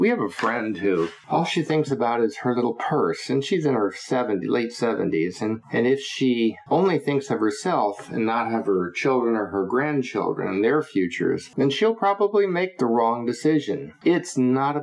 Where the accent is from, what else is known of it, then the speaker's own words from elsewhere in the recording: United States; we, as American voting citizens